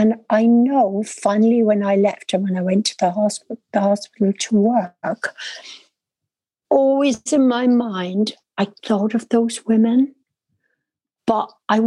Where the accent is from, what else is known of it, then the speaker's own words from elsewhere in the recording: Dublin, Leinster, Ireland; But the strangest thing for me is I'm born and bred in Dublin. My accent is so different than my family, because they were all country girls that reared us.